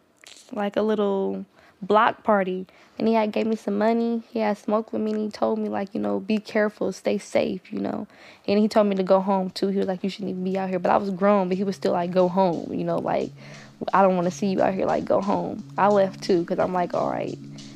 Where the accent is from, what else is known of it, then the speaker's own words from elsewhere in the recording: Oakland, California, United States; I'm from East Oakland, California. I'm 21 years old.